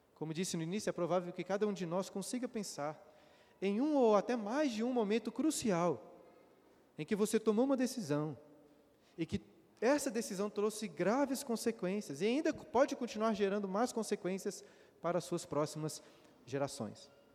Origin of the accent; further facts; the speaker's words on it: Brazil; nós brasileiros